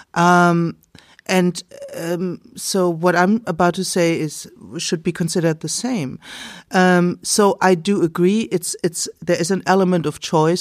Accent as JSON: {"language": "English", "region": "Bavaria", "country": "Germany", "said": "I can be Bavarian, I am"}